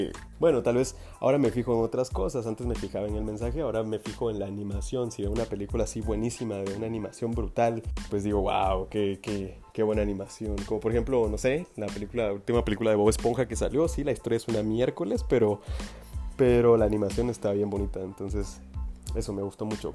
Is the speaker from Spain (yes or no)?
no; Guatemala; acá en mi país, que pues yo soy de Guatemala